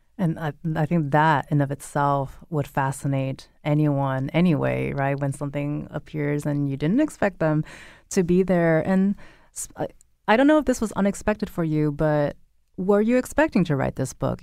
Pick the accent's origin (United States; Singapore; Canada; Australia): United States; West Coast; now in Connecticut, United States; I grew up in the West Coast